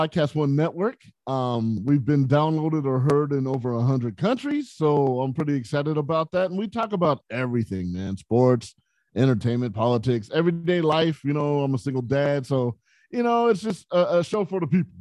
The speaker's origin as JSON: {"language": "English", "town": "San Bernardino", "region": "California", "country": "United States", "tie": "born or raised there", "said": "growing up in San Bernardino, California, it was a rough area where I grew up"}